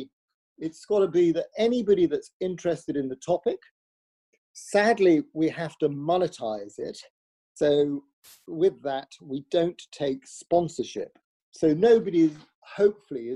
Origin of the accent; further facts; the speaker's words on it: Wolverhampton, West Midlands, United Kingdom; I'm from Wolverhampton